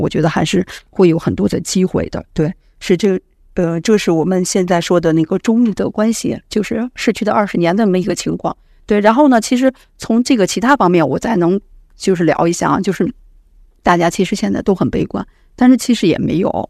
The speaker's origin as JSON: {"language": "Chinese", "country": "China", "said": "我们中国人其实他的资产负债表还是很健康的"}